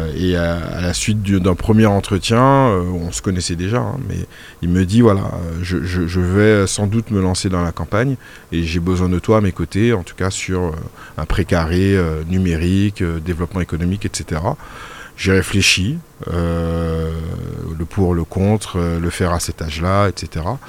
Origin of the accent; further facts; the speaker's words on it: Martinique; j'ai fait une grande partie de ma scolarité en Martinique